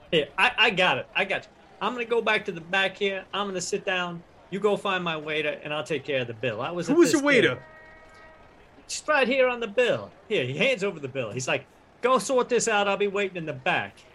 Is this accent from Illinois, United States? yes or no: yes; Chicago, Illinois, United States; Listen, friends, I'm from Chicago, and people from Chicago, we don't get messed with.